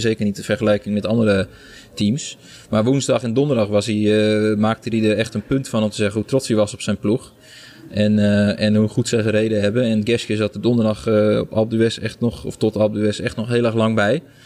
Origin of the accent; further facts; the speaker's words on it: Netherlands; voor ons als Nederlandse journalisten